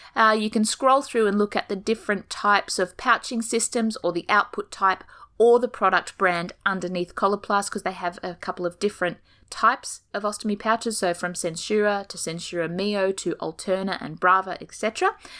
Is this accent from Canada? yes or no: no; Australia; accent: Australian; as you can tell from my beautiful accent, I'm coming to you from down under